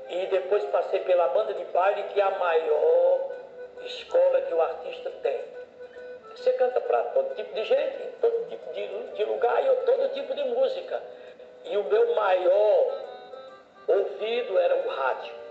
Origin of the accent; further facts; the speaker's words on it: Northeast Region, Brazil; O legítimo ele tem uma continuidade porque ele é a representação de 60 milhões de pessoas que somos nós do Nordeste.